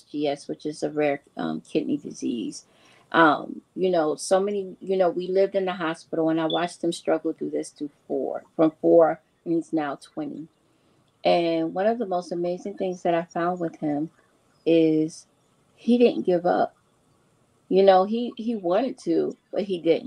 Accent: New York City, New York, United States; I grew up with her in New York City.

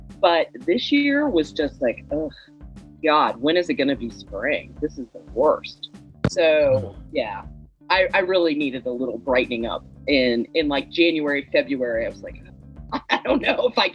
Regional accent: the South, United States; now in Chicago, United States; I'm from the South originally

